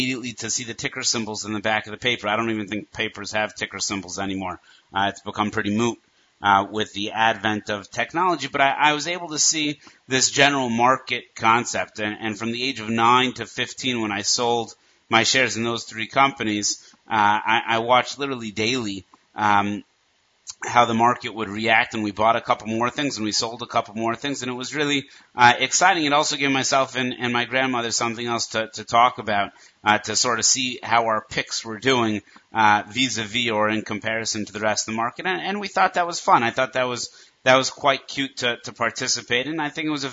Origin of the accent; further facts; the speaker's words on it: Denver, Colorado, United States; growing up in Denver, Colorado